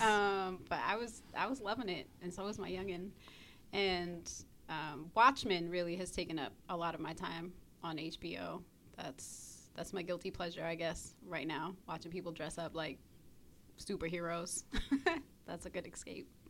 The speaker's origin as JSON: {"language": "English", "town": "Brooklyn", "region": "New York", "country": "United States", "tie": "born or raised there", "said": "I grew up on the East Coast in Brooklyn"}